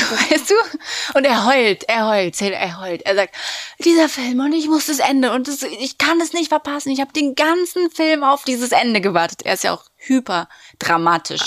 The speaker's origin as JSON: {"language": "German", "region": "Berlin", "country": "Germany", "said": "wir sind aus Berlin"}